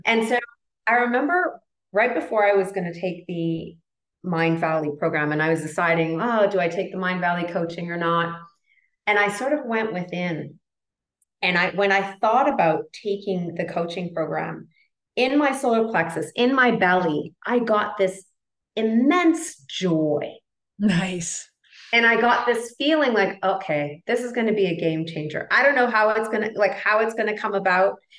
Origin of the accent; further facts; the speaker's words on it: Toronto, Ontario, Canada; moved away as an adult; now in Colombia; all my life, raised, born and raised in Toronto, Canada